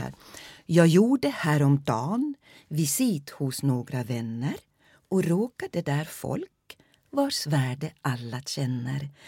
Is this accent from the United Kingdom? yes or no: no; Finland; first language Swedish; Jag är finlandssvensk